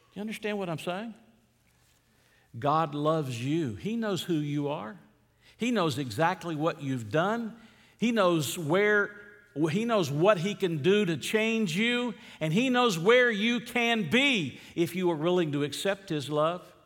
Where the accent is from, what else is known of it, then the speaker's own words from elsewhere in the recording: Atlanta, Georgia, United States; I grew up in Atlanta.